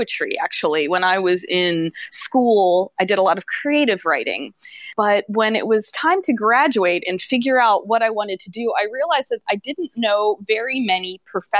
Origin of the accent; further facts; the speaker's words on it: Pennsylvania, United States; moved away as an adult; also born or lived in New York City / Florida; now in Tokyo, Japan; I grew up in Pennsylvania and went to university in New York City and moved down to Florida to work at a newspaper